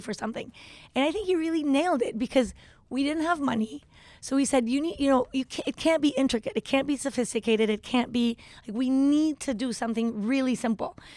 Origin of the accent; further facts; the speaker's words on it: Tepoztlán, Morelos, Mexico; also born or lived in Chihuahua / Mexico City; I grew up in Tepoztlan